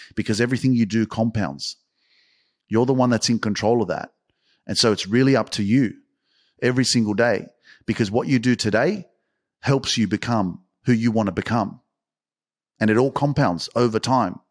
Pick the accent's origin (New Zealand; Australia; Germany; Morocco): Australia; I'm freaking from Australia